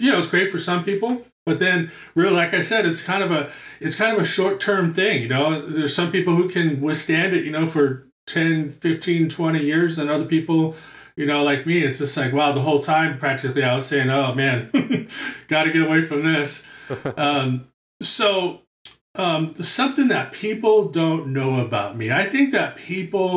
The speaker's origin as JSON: {"language": "English", "town": "New York City", "region": "New York", "country": "United States", "tie": "born or raised there", "moved": "yes", "said": "I'm from born and raised in Brooklyn."}